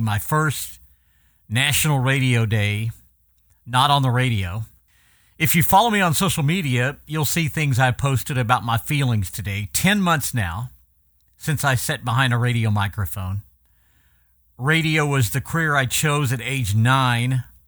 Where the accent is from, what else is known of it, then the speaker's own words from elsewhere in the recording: Oklahoma, United States; my hometown in Oklahoma